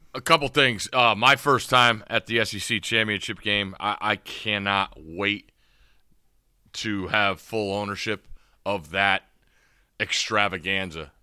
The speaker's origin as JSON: {"language": "English", "town": "Ansonia", "region": "Connecticut", "country": "United States", "tie": "born or raised there", "moved": "yes", "lives_now": "Maryland, United States", "said": "growing up in Connecticut"}